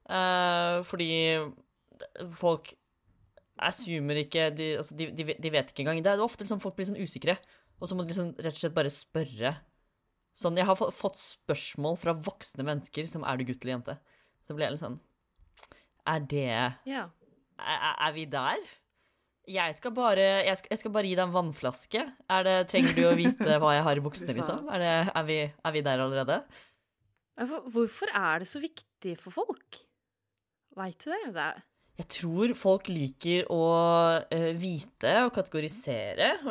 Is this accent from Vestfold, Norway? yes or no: yes; Vestfold, Norway; Jeg er fra Vestfold.